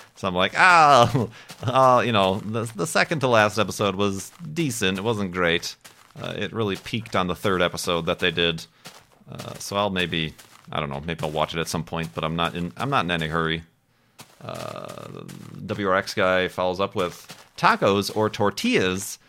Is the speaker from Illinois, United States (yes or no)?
yes; Chicago, Illinois, United States; I'm from Chicago